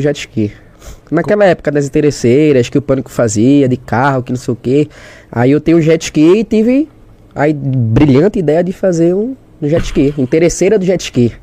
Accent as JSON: {"language": "Portuguese", "town": "Olinda", "region": "Pernambuco", "country": "Brazil", "also_born_or_lived": "Igarassu", "said": "Sou de Recife, é, diretamente de Olinda. Olinda, pra quem é de Recife é Olinda. Nasci em Olinda"}